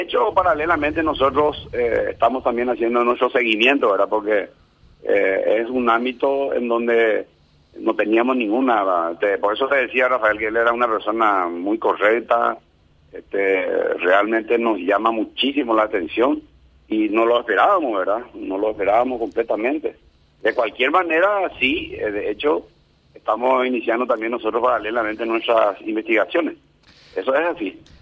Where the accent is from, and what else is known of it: Paraguay